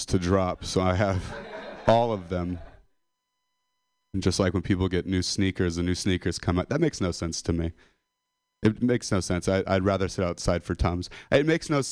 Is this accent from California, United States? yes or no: yes; Modesto, California, United States; I'm a dropout from Modesto